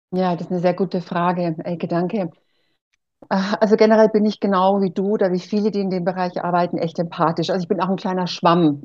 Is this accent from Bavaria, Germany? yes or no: yes; Erlangen, Bavaria, Germany; accent: Franconian; also born or lived in Costa Rica / Mexico; ich komme hier aus dem Frankenland, aus Erlangen und äh, wir haben so einen Dialekt hier